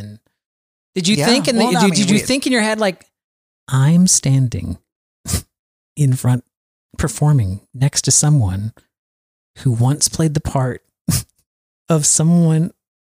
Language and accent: English; Wisconsin, United States; I'm from Southern Wisconsin. Don't you know?